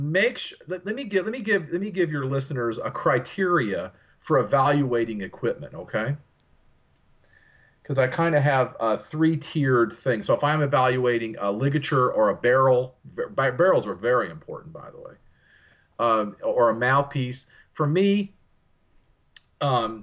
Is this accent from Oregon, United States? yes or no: no; Texas, United States; where I'm from here in Texas